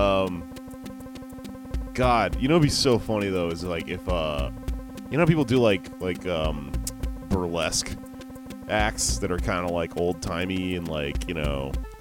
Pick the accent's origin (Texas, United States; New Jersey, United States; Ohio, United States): Texas, United States; I'm from Texas